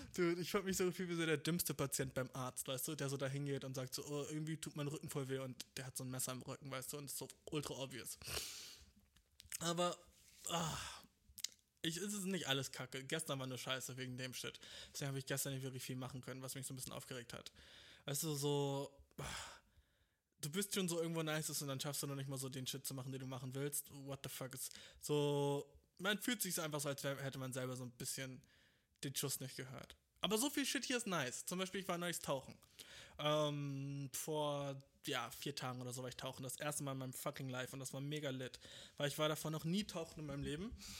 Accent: Germany; ich bin genauso wie du in Deutschland geboren

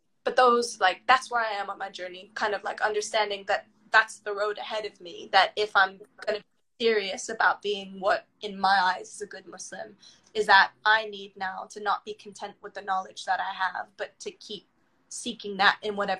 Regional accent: United Kingdom; Like, for example, nationality-wise, you hear it in my accent. I'm both British.

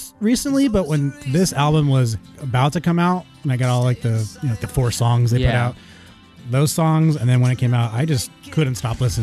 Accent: United States; I'm American

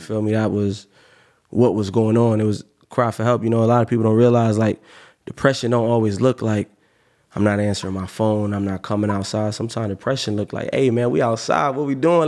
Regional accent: Cape Coral, Florida, United States; also born or lived in Miami; I'm from Miami, but I grew up in Cape Coral

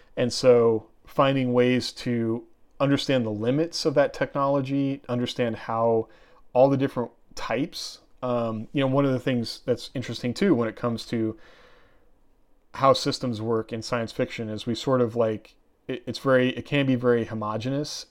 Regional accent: Oregon, United States; I grew up in Oregon and I grew up out in the woods

